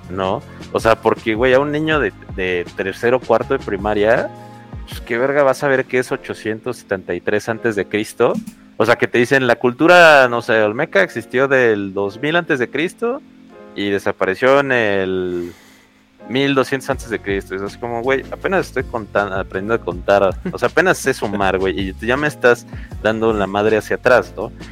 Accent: Mexico; nosotros somos Estados Unidos mexicanos en América

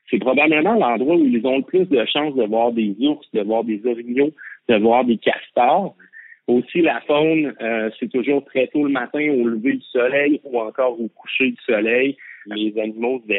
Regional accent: Wendake, Quebec, Canada; chez nous à Wendake

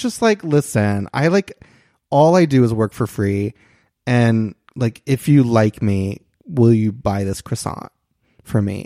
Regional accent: Christian County, Kentucky, United States; moved away as an adult; now in Los Angeles, United States; I'm from Kentucky

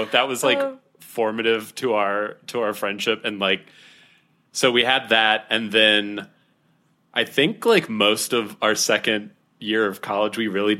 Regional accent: Ohio, United States; also born or lived in Florida; I was born in Florida, but only lived there for 2 years, and now I'm in Ohio.

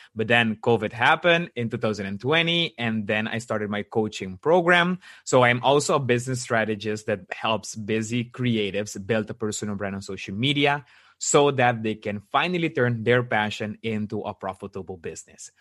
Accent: Aruba; moved away as an adult; now in Netherlands; I actually was born in Aruba, and in 2016, I've moved to the Netherlands.

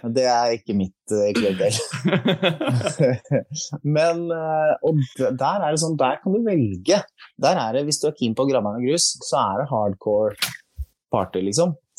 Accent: Skien, Telemark, Norway; Jeg kommer fra Skien. Vi prata egentlig, egentlig litt breiere der jeg kommer fra

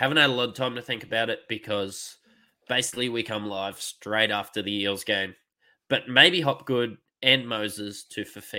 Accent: Queensland, Australia; being a Queenslander

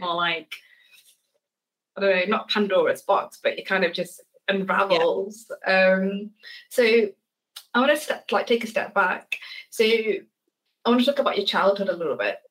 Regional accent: Leicestershire, East Midlands, United Kingdom; grew up in Leicestershire

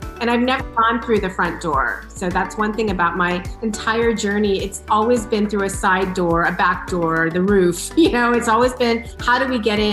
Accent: San Diego, California, United States; I grew up in San Diego

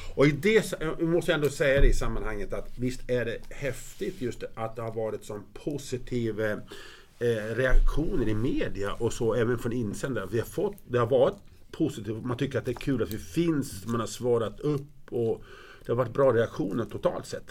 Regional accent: Grycksbo, Dalarna County, Sweden; är uppvuxen i Grycksbo. Jag kom dit när jag var 6 år.

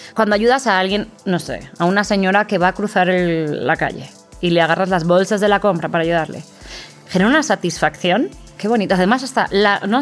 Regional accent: Valencian-speaking hometown, Valencian Community, Spain; moved away as an adult; now in Mexico; en mi pueblo dicen, pues, si habla valenciano

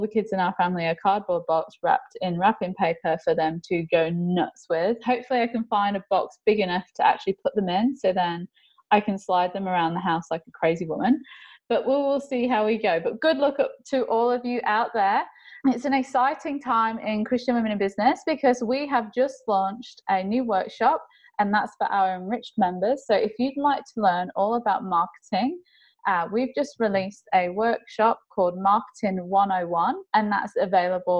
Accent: England, United Kingdom; now in Australia; I'm English, so I know my English culture.

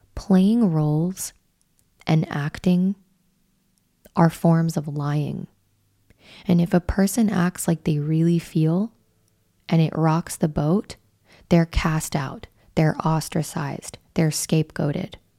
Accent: Wyoming, United States; I'm from Wyoming

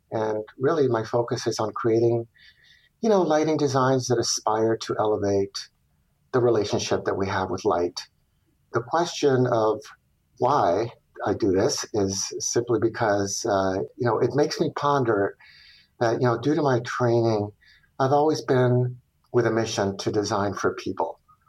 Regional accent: Chile; also born or lived in Venezuela; I was born in Venezuela, but I was immediately plucked away with the family to also go live in Chile for my first 7 years following my father's job.

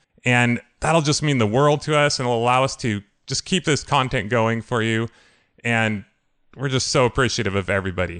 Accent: California, United States; I'm from California

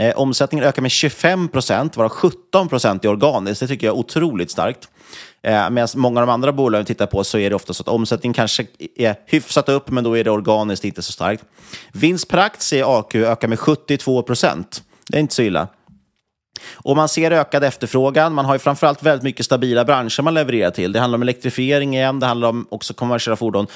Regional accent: Sweden; som svensk

